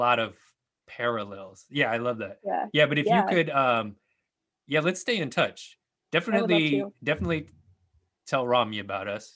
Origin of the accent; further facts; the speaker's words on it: the Bay Area, California, United States; now in Corvallis, United States; I'm from the Bay